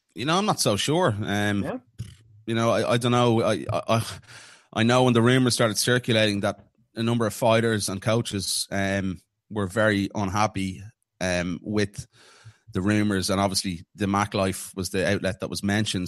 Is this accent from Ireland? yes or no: yes; Ireland; being an Irishman